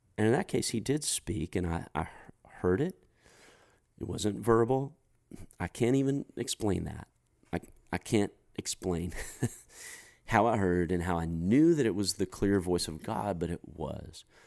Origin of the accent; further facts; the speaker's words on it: United States; as an American guy who loves to snack